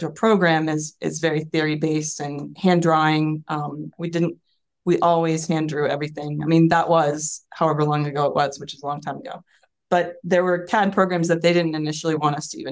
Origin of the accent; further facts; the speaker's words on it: Virginia, United States; I'm from Virginia. My family, all of my, known family is from Virginia, rural areas, and settled in Tidewater